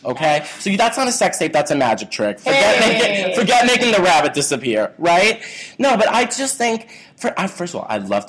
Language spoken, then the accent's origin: English; New York, United States; I'm from Staten Island